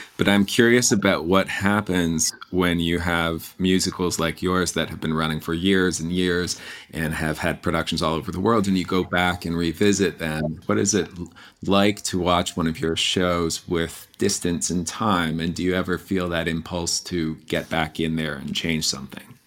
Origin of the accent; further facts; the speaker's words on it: Canada; moved away as an adult; also born or lived in New York; I grew up in Canada